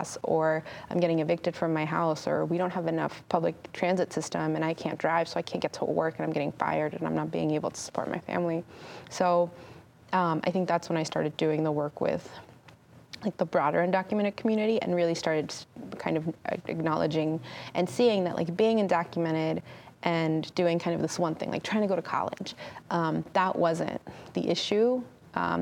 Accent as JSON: {"language": "English", "region": "California", "country": "United States", "tie": "born or raised there"}